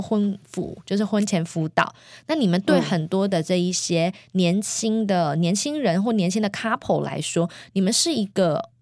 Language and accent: Chinese; Taiwan; now in United States; 我小时候在台湾，只要每一次生病，我奶奶哦，就会煮咸粥